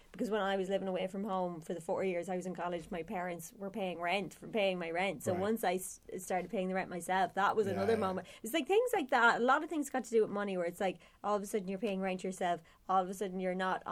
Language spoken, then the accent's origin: English; Cavan, Ulster, Ireland; I'm from Cavan